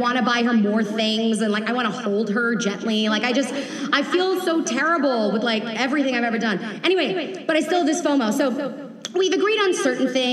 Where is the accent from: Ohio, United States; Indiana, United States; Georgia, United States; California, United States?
Georgia, United States; Atlanta; I'm from Atlanta